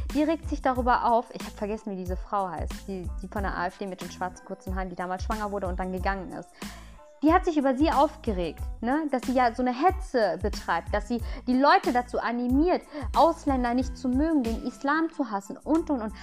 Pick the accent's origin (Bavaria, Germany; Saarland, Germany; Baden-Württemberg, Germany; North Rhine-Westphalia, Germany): North Rhine-Westphalia, Germany; Lünen; also born or lived in Ahlen; Ich bin in Lünen geboren.